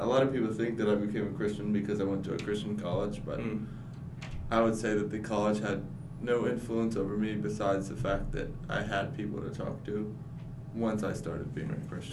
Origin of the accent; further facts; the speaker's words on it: Asheville, North Carolina, United States; I'm from Asheville, North Carolina